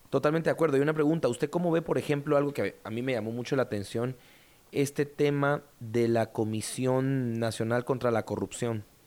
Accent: Guatemala; en nuestra mentalidad como guatemaltecos

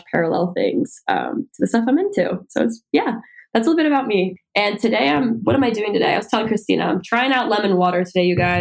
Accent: New Jersey, United States; now in New York City, United States; I'm from New Jersey, but I've been working in the city modeling since I was 13

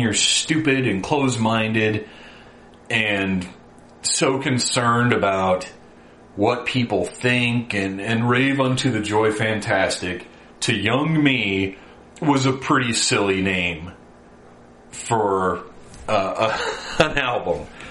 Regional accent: the South, United States; born and raised in the South uh, by Baptist parents

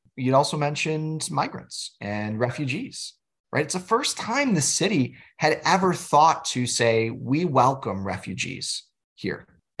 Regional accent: New York, United States; No, Western New Yorkers typically don't identify as part of this region, right? In fact, most of the time, we get people that think we're just from New York City, as you had

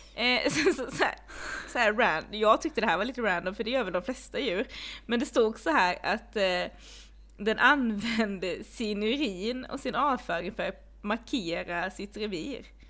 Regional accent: Blekinge, Sweden; jag är uppvuxen i Blekinge

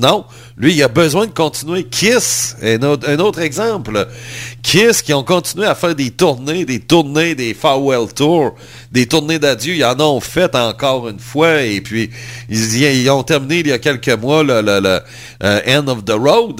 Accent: Quebec, Canada; en tant que Québécois

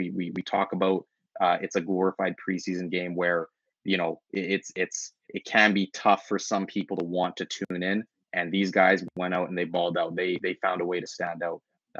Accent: Winnipeg, Manitoba, Canada; I was, yes. I was.

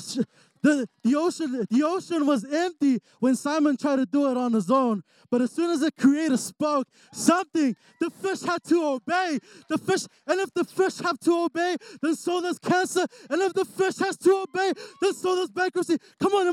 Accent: New Zealand; moved away as an adult; now in Utah, United States; I'm actually from New Zealand. And so, you know, I moved out here 3 years ago

